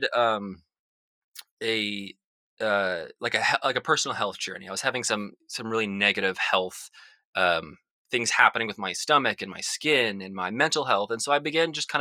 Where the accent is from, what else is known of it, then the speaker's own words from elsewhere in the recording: Salt Lake City, Utah, United States; I grew up in Salt Lake City, Utah, which is a very suburban area